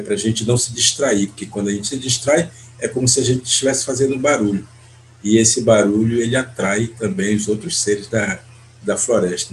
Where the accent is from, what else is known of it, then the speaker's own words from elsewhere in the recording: Brazil; moved away; Eu pertenço ao povo Munduruku, faço parte desse povo onde eu nasci é, e, e vivi a minha primeira infância diretamente dentro de uma aldeia